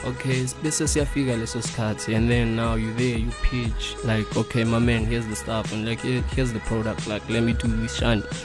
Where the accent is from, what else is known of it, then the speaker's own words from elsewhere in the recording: Cape Town, Western Cape, South Africa; moved away as an adult; now in Johannesburg, South Africa; I was born and bred in Cape Town. I came up here in Joburg around 2015.